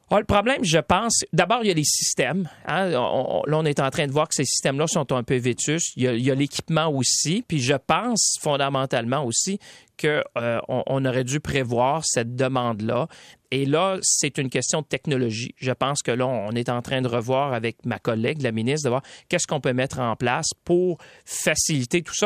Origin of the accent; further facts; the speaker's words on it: Quebec, Canada; ici chez nous au Québec.